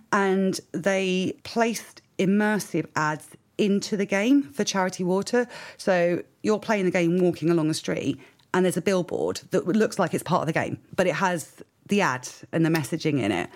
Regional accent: United Kingdom; I am British

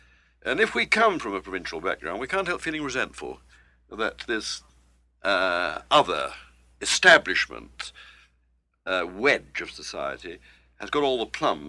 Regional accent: Manchester, North West England, United Kingdom; accent: provincial; I don't come from London. I come from Manchester. I come from a town not far from Liverpool, where … come from. In other words, I'm a provincial. I was brought up to speak with a provincial accent

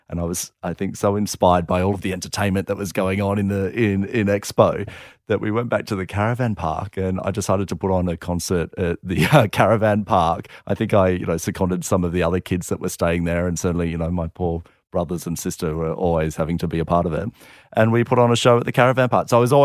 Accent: Minnamurra, New South Wales, Australia; we grew up in Minamara, which is just down the south coast near Kiama

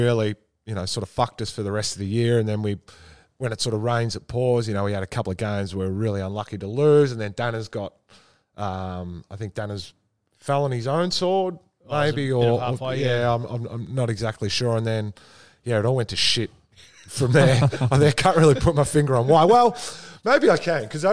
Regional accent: Essendon, Victoria, Australia; I grew up in Essendon

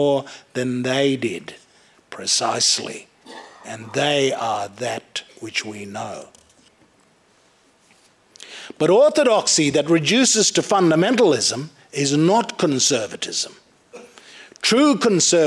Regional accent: Cape York, North Queensland, Australia; I'm an Australian, but I'm a Queenslander, and I'm a North Queenslander, and I'm a Cape Yorker, and I'm a Lutheran, and I'm a Gugyimadir person, but I'm from Bakarmoko

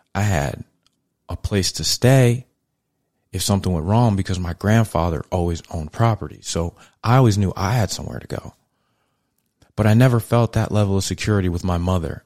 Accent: New York City, New York, United States; I was raised in Brooklyn, New York in the eighties, early eighties

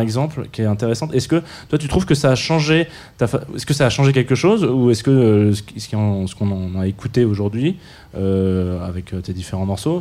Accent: south of France, France; je viens du sud de la France

